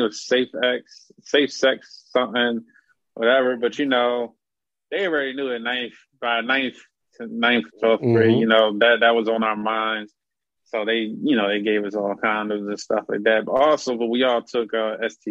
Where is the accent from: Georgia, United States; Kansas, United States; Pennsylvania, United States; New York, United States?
Pennsylvania, United States; Philadelphia; Born and raised in the North